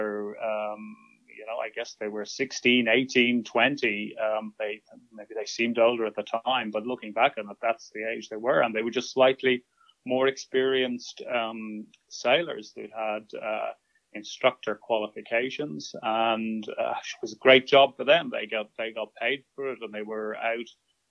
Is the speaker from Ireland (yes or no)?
yes; Dún Laoghaire, Leinster, Ireland; we lived in Dunleary, which is in south part of Dublin near the coast.